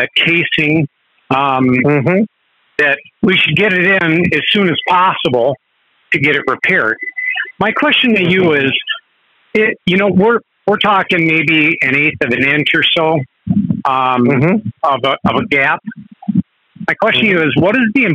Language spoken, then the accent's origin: English; Wisconsin, United States; I'm from Wisconsin